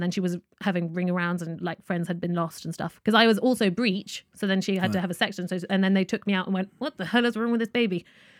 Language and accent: English; United Kingdom; accent: British; All intents and purposes, I'm British, really.